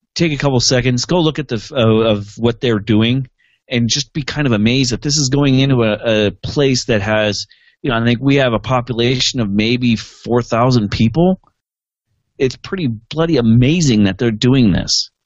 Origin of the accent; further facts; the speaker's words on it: Montana, United States; in our hometown, in my hometown